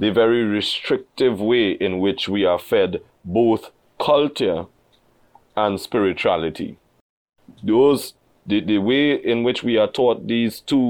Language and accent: English; Trinidad & Tobago